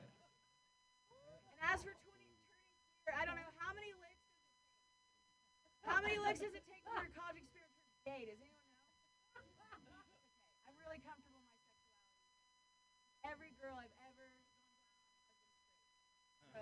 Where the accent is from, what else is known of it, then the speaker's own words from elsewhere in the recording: Ohio, United States; now in San Francisco, United States; I grew up with lesbian parents in Ohio